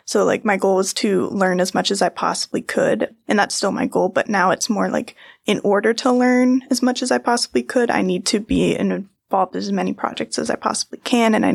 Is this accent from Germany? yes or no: no; Maine, United States; moved away as an adult; I'm from Maine